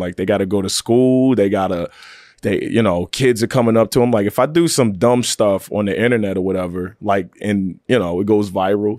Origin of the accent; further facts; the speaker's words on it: Chesapeake, Virginia, United States; I'm from Chesapeake.